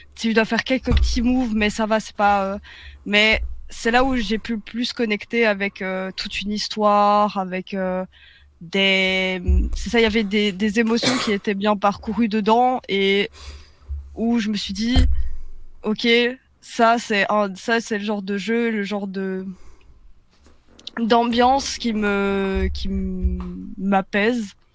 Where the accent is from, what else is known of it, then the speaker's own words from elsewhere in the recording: Belgium; je suis belge